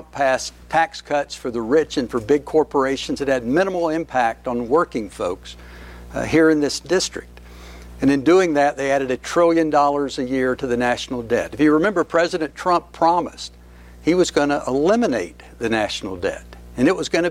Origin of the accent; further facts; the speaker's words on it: Shelby, North Carolina, United States; also born or lived in Avery County, North Carolina; I was born in Shelby, just down the road